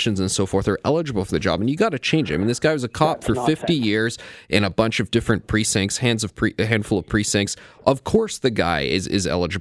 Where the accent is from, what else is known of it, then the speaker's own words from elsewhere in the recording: Ontario, Canada; The reason I'm a Canadian, not British, is because my dad, when he was in his 20s, came over here to work in small town Ontario at the Bruce Nuclear Power Plant